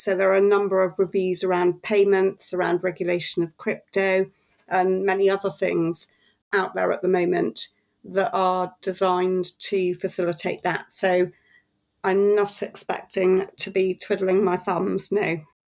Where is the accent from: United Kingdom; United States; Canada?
United Kingdom; Wales; I'm Welsh, so I, I have a smattering of Welsh